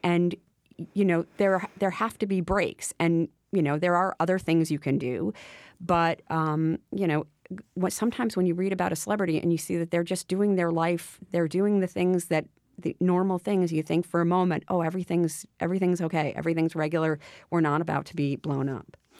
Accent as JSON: {"language": "English", "area": "Westchester", "region": "New York", "country": "United States", "tie": "born or raised there", "said": "when I was a kid, I grew up in Westchester"}